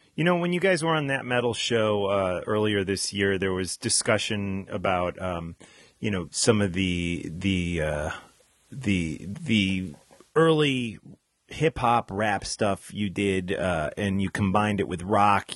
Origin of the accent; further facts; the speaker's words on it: New Jersey, United States; my home state in uh, New Jersey